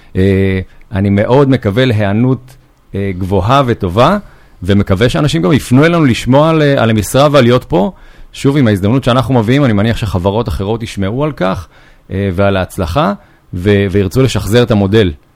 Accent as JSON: {"language": "Hebrew", "region": "Northern Israel", "country": "Israel", "tie": "born or raised there", "also_born_or_lived": "Yokneam", "said": "אני גר בצפון, נולדתי בצפון, עברתי ליוקנעם לפני 17 שנה בערך"}